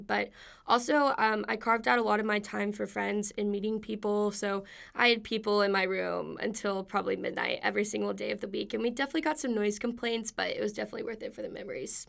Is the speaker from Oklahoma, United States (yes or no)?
no; Wichita Falls, Texas, United States; moved away as an adult; I am from Wichita Falls, Texas